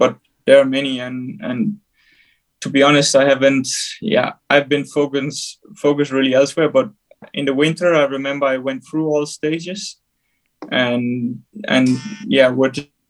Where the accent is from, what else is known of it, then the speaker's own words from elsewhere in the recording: Denmark; I'm from Denmark